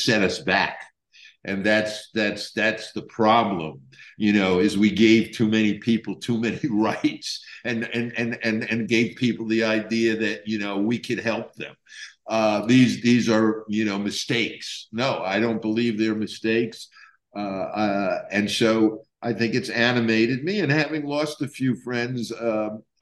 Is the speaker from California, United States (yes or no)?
no; New York City, New York, United States; also born or lived in Israel; I was born in New York City. And so I was riding the subways, you know, when I was an infant